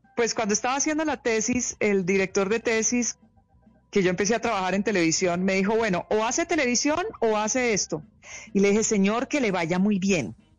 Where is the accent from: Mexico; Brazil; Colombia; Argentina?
Colombia; also born or lived in New York, United States / Hawaii, United States; Yo crecí en Colombia